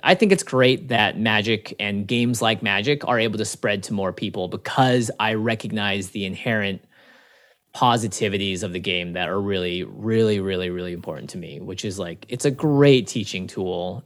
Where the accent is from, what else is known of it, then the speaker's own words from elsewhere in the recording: Seattle, Washington, United States; 'cause I grew up in Seattle